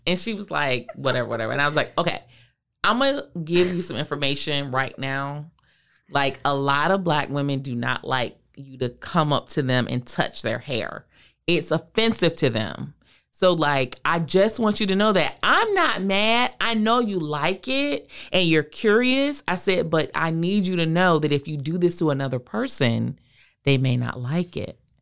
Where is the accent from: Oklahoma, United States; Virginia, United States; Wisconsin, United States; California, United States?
Virginia, United States; I'm from the South. I'm from Virginia.